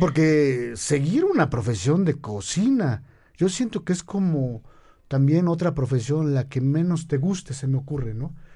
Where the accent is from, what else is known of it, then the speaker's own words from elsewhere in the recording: Mexico; para los que somos mexicanos